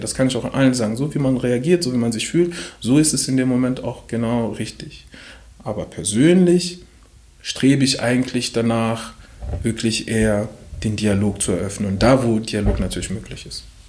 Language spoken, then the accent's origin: German; DR Congo; now in Germany; ich komme auch noch aus dem Kongo